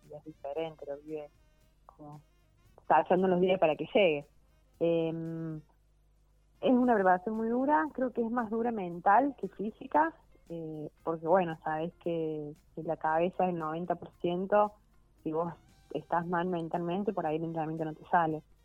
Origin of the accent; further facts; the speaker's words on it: Argentina; somos argentinos